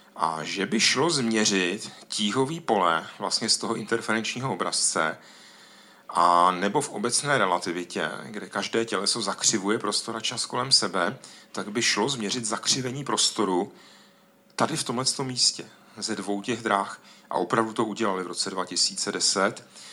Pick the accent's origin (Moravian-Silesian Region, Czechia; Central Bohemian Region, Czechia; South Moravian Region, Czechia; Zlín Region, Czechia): Moravian-Silesian Region, Czechia; Ostrava; u nás v Ostravě, tam je tolik dolů v podzemí